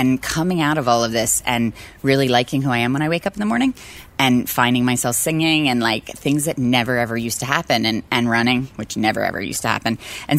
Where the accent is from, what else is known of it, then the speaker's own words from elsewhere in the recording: Philadelphia, Pennsylvania, United States; We were pretty poor, and I went to city schools, and I loved it.